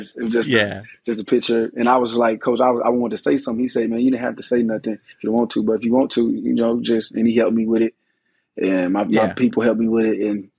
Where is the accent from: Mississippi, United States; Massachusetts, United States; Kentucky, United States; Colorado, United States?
Mississippi, United States; Oxford; moved away as an adult; And I grew up in Oxford all my life, 18 years.